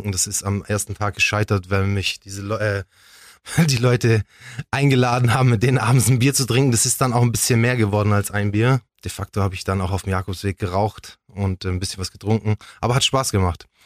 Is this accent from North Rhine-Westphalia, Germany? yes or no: no; Ulm, Baden-Württemberg, Germany; Ich bin Ulmer. Ich bin hier geboren, ich bin hier aufgewachsen.